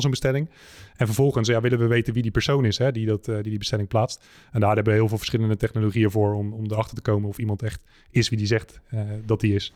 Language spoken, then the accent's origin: Dutch; Netherlands; wij als Nederlanders